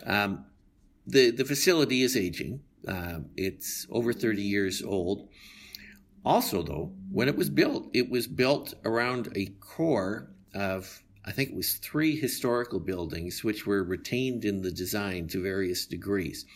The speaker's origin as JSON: {"language": "English", "town": "Calgary", "region": "Alberta", "country": "Canada", "tie": "born or raised there", "said": "When I was a child growing up in Calgary, it was two hundred thousand to two hundred forty thousand people"}